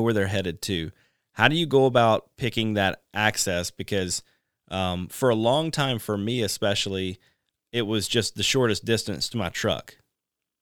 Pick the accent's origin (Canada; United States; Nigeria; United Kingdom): United States; Alabama; moved away; also born or lived in Louisiana; I'm from Alabama, then moved to Louisiana